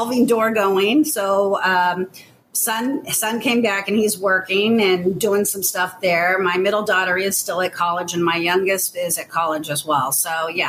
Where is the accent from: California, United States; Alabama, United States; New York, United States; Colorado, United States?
California, United States; Sacramento; moved away as an adult; now in Chicago, United States; I grew up in Sacramento, California, so I'm born and raised as a Californian